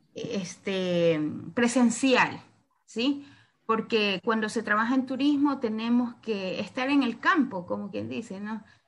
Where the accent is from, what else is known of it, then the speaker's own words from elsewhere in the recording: Santa Elena, Ecuador; yo también soy de Ecuador, pero soy de la parte costera, de la provincia de Santa Elena